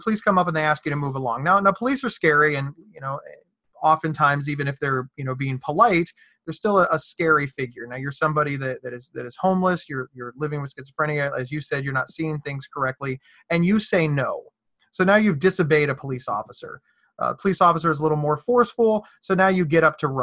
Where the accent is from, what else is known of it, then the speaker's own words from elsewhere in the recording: Ohio, United States; I'm from Ohio